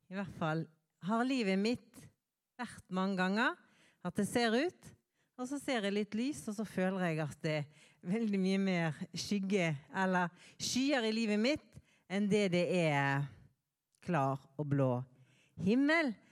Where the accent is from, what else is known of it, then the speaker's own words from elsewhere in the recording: Bergen, Vestland, Norway; moved away; Eh, og jeg kommer fra Bergen. Men nå er det sant jeg har bodd lengre vekke fra Bergen enn jeg har bodd eh, i Bergen. Så